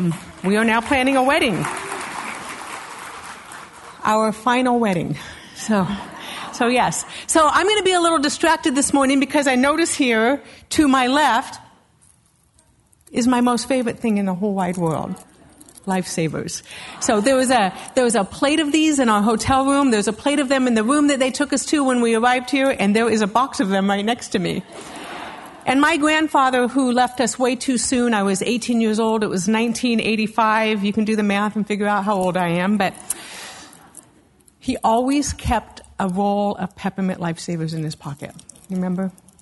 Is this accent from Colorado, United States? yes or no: yes; Castle Rock, Colorado, United States; I am from Castle Rock, Colorado, and my husband's the pastor of the Calvary in Castle Rock.